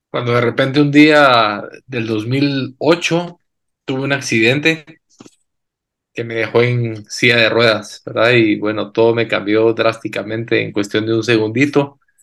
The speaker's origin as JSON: {"language": "Spanish", "country": "Guatemala", "tie": "born or raised there", "said": "guatemalteco. Nací y crecí aquí en Guate."}